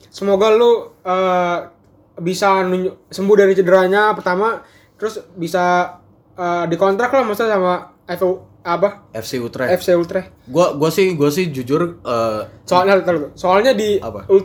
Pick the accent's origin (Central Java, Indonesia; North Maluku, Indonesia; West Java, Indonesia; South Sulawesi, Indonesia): South Sulawesi, Indonesia; Makassar; juga orang Makassar by the way.